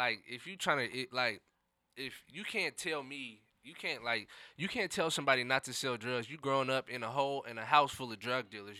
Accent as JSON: {"language": "English", "town": "Seattle", "region": "Washington", "country": "United States", "tie": "born or raised there", "said": "I grew up in the city, so I grew up in the central district"}